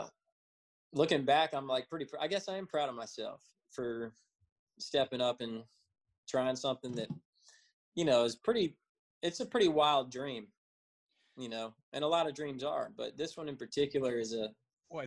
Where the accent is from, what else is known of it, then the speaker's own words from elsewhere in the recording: Williamsburg, Virginia, United States; moved away as an adult; also born or lived in Florida; now in Nashville, United States; my hometown